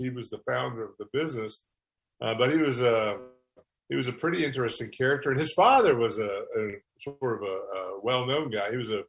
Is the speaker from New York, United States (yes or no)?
no; Maggie Valley, North Carolina, United States; moved away as an adult; I grew up in the Maggie Valley, right? And lived, and my parents ran a motel, you know, a traditional motel in Maggie Valley, starting in the early 70s. And I grew up there